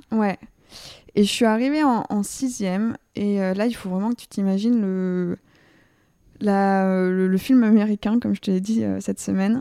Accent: Vercors, above Grenoble, Auvergne-Rhône-Alpes, France; moved away as an adult; also born or lived in Lyon; now in Paris, France; je suis originaire euh, du Vercors au-dessus de Grenoble

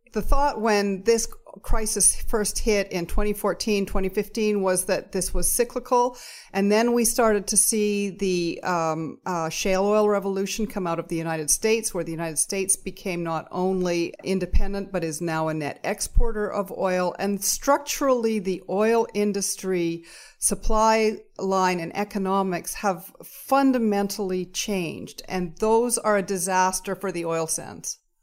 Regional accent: Alberta, Canada; now in British Columbia, Canada; I grew up in Alberta

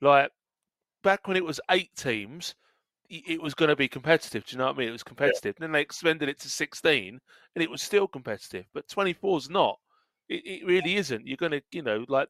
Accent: Essex, East of England, United Kingdom; I'm from Essex

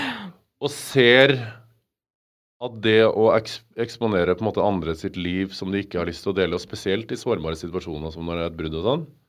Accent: Stjørdal, Trøndelag, Norway; moved away as an adult; now in Oslo, Norway; jeg flytta til Oslo fra Stjørdal eh, og Trøndelag. For i Trøndelag var jeg sånn, eh, hadde jo verdens fineste ungdomstid med verdens beste venner

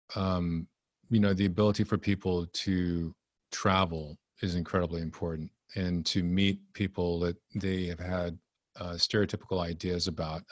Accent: Texas, United States; also born or lived in Japan; So I grew up in Texas

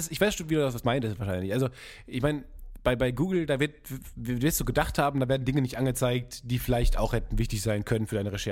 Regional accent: North Rhine-Westphalia, Germany; ich komme ja aus dem Kreis Unna

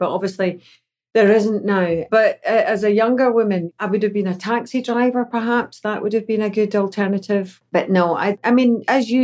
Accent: Glasgow, Scotland, United Kingdom; moved away as an adult; also born or lived in Mexico; now in Los Angeles, United States; growing up in Glasgow, Scotland

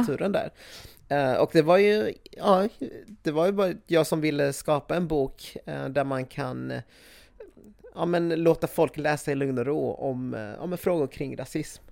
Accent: Sweden; jag är från Sverige

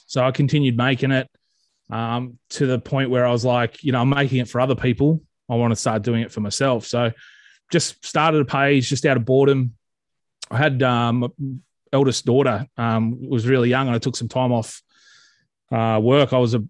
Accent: Forbes, New South Wales, Australia; also born or lived in Muswellbrook / Aberdeen; But born and raised in Forbes, New South Wales, in the Central West, home of the Forbes Magpies. Lived there, did some schooling there before I moved up to the Hunter.

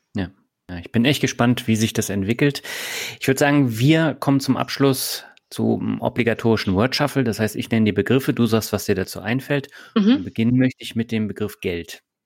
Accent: Berlin, Germany; moved away; also born or lived in Lübeck / Hamburg / Baden-Württemberg; Also ich komme aus Lübeck, bin mhm. in Berlin aufgewachsen.

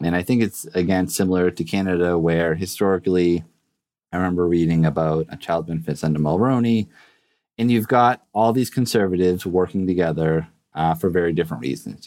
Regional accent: Massachusetts, United States; I was born and raised in Massachusetts

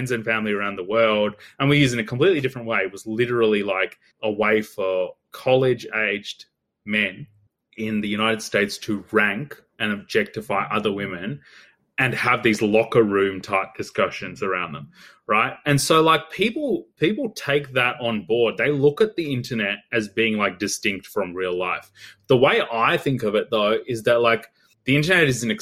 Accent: Australia; growing up in Australia, although I come from like a migrant background

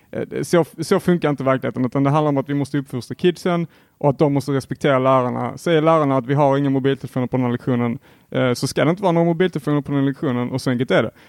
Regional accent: Helsingborg, Skåne, Sweden; jag är också från Helsingborg

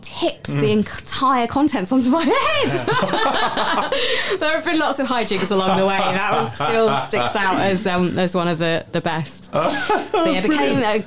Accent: Southampton, South East England, United Kingdom; I was born in Southampton

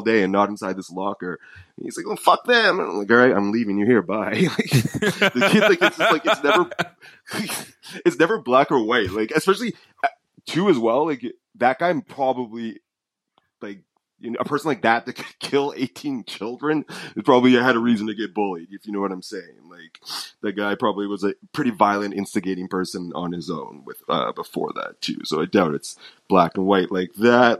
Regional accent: United States; I'm American

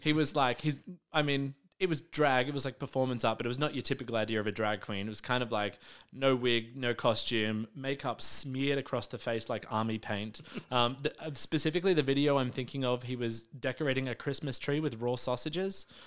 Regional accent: Melbourne, Victoria, Australia; I grew up in the southeastern suburbs, in a little suburb called Hallam

